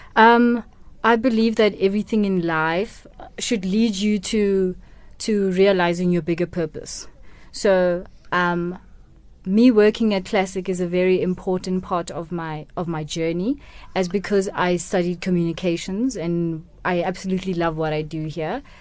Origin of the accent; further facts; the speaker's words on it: Kimberley, Northern Cape, South Africa; first language Setswana; English is a second language; also born or lived in Mahikeng, North West, South Africa; Kimberley to be with, to be raised by my grandparents.